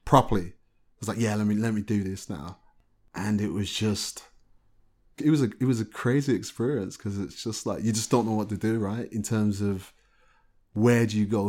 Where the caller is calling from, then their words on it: Birmingham, West Midlands, United Kingdom; I was calling from Birmingham.